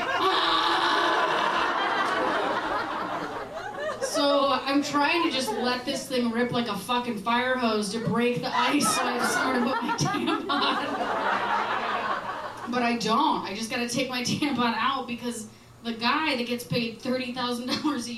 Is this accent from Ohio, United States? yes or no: no; Wisconsin, United States; now in Chicago, United States; I'm from Wisconsin